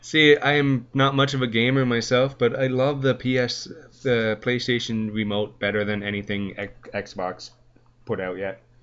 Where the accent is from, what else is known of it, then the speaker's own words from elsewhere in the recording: Canada; I'm a Canadian boy through through and through